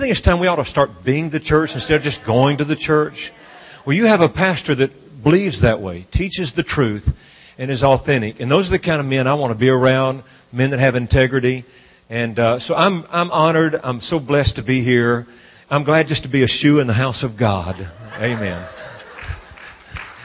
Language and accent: English; Louisiana, United States; I'm from Louisiana